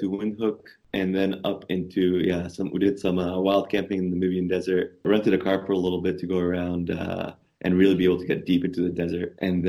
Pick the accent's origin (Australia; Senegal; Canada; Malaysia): Canada; So I'm Canadian as well